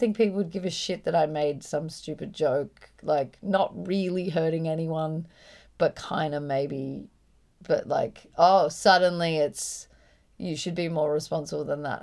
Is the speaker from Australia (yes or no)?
yes; Byron Bay, New South Wales, Australia; I grew up in Byron